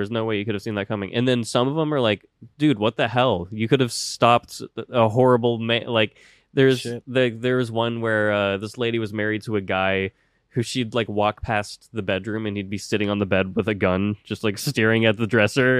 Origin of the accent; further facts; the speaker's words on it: White Settlement, Texas, United States; I'm from White Settlement, Texas.